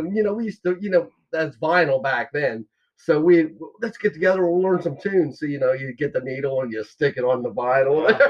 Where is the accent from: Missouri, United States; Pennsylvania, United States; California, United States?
Pennsylvania, United States; Lock Haven; We're from Lock Haven. You know, we grew up there.